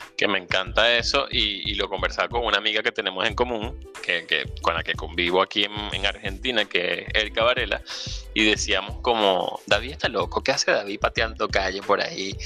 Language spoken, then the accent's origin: Spanish; La Victoria, Aragua, Venezuela; como ribense, eh, em, no sé si sea el gentilicio, pero espero que sea así. O como victoriano, o como victoriano